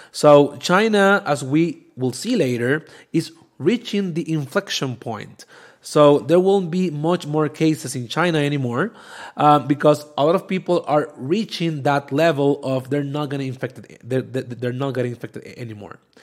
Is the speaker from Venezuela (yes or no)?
yes; Venezuela; now in Mexico; I'm from Venezuela